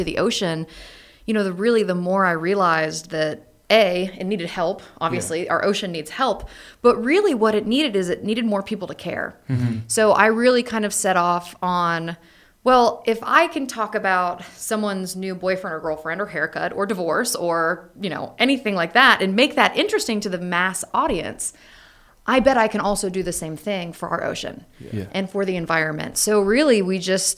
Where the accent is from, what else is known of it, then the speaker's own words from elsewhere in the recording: North Carolina, United States; I was from North Carolina